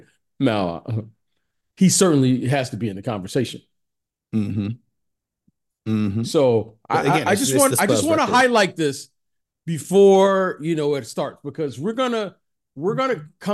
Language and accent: English; Detroit, Michigan, United States; I'm a kid from Detroit.